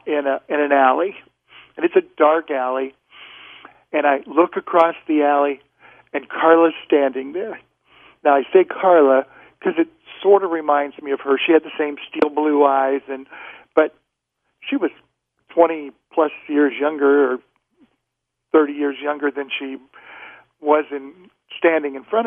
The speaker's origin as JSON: {"language": "English", "region": "Nebraska", "country": "United States", "tie": "born or raised there", "also_born_or_lived": "Boston", "said": "I was from Nebraska when I was a little kid"}